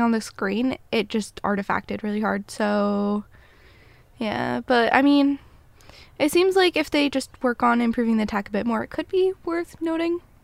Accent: United States; I'm a American

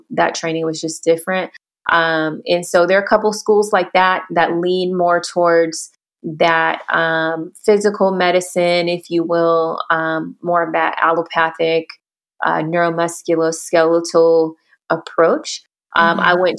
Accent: Houston, Texas, United States; I mentioned I'm from Houston.

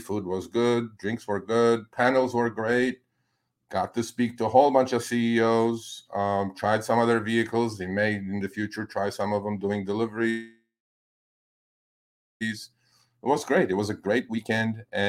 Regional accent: New York, United States; I'm a New Yorker.

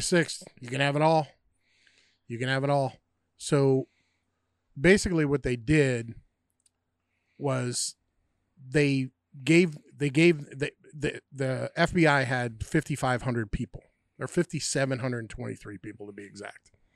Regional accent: United States; also born or lived in New York / Pennsylvania; me growing up in New York and Pennsylvania

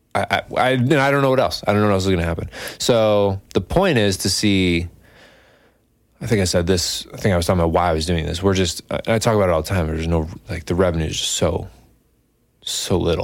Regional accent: Scotia, New York, United States; I'm from Scotia

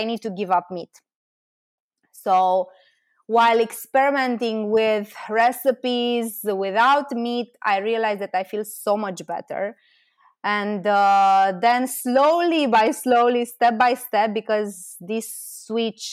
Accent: Romania; also born or lived in Bucharest; I'm from Romania and I moved to Bucharest, which is the capital of Romania.

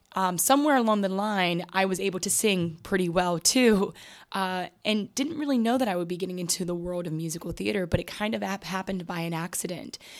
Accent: New York City, New York, United States; also born or lived in Bronx, New York; I was raised on the Upper West Side of Manhattan

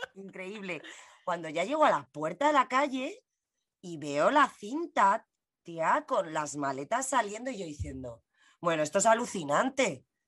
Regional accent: Spain; yo soy española

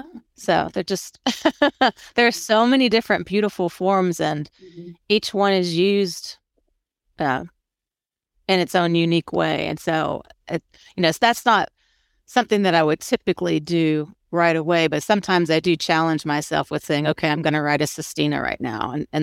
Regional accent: Florida, United States; I'm from Florida.

